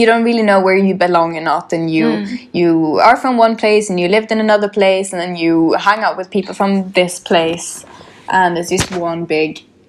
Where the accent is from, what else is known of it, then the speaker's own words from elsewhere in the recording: Sweden; moved away as an adult; now in London, United Kingdom; Like if I'm from Sweden, living in London